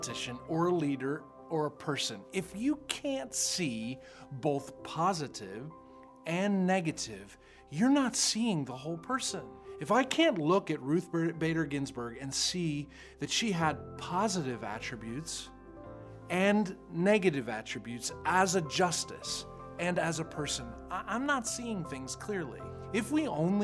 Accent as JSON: {"language": "English", "country": "United States"}